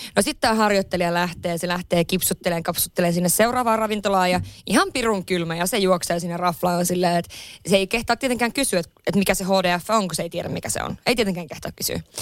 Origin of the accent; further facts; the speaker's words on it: Lapland, Finland; now in Helsinki, Finland; mä oon Lapissa kotoisin